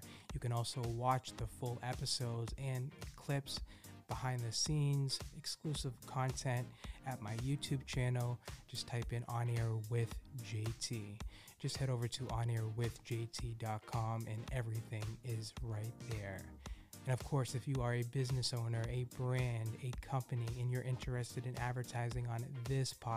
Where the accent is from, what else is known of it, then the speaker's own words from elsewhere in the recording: Boston, Massachusetts, United States; I'm from Boston